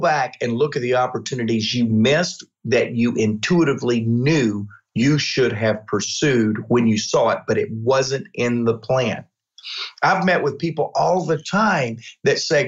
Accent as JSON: {"language": "English", "region": "Georgia", "country": "United States", "said": "I'm from Georgia."}